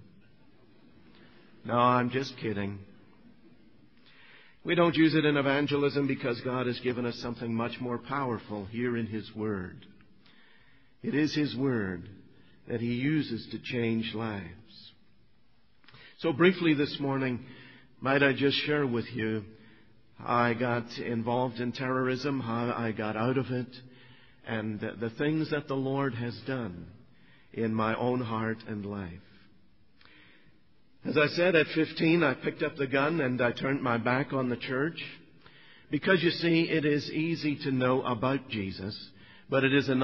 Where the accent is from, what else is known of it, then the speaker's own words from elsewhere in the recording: Northern Ireland, United Kingdom; I grew up in Northern Ireland.